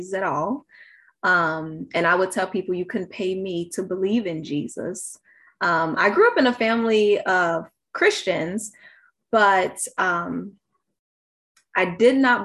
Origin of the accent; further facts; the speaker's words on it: Chicago, Illinois, United States; I was born and raised in Chicago